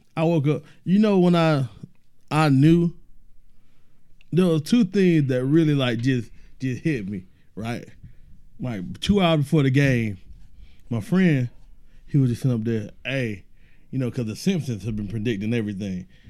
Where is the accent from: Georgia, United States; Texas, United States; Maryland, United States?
Georgia, United States; Decatur; Born and raised in Decatur